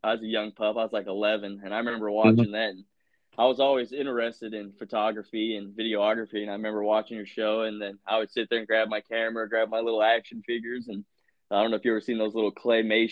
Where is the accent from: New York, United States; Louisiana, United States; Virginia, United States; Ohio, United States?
Virginia, United States; now in Indiana, United States; I grew up in Virginia